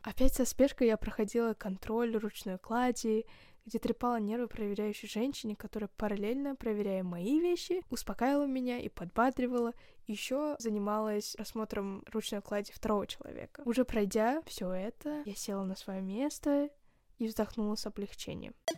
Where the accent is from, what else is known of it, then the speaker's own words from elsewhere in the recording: Kazakhstan; я из Казахстана